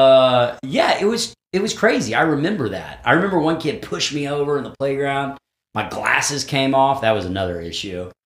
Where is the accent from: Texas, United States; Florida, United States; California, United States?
Texas, United States; moved away; I grew up in Texas